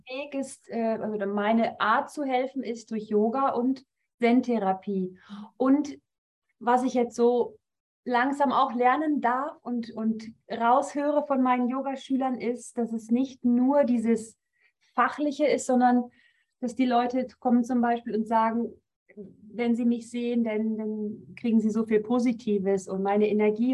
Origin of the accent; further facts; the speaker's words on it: Northern Germany, Germany; moved away as an adult; now in Rapperswil-Jona, Switzerland; komme eigentlich aus Norddeutschland, also ich bin keine Schweizerin